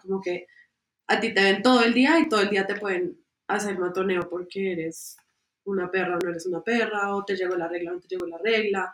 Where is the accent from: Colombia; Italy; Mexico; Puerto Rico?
Colombia; nos falta mucho como colombianos